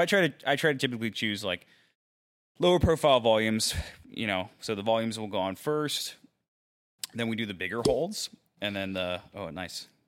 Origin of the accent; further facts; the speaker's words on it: Mechanicsville, Maryland, United States; moved away as an adult; now in Dallas, United States; I'm originally from Maryland, a little place called Mechanicsville, which is in southern Maryland.